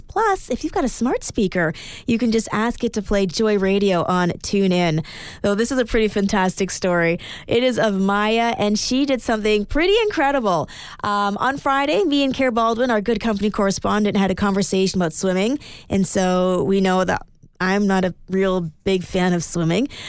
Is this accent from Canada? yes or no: yes; Edmonton, Alberta, Canada; moved away; I am originally from Edmonton